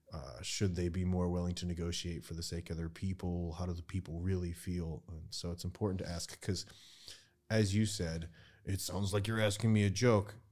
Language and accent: English; United States; moved away as an adult; now in Ukraine; I speak shitty Ukrainian, I'm an American